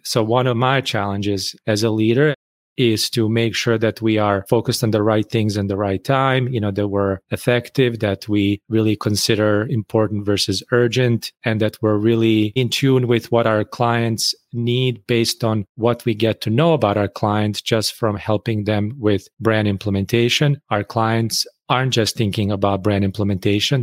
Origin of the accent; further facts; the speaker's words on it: Bosnia & Herzegovina; moved away as an adult; now in United States; I grew up in Bosnia